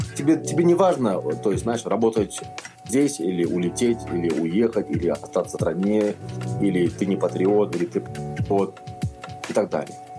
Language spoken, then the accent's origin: Russian; Kazakhstan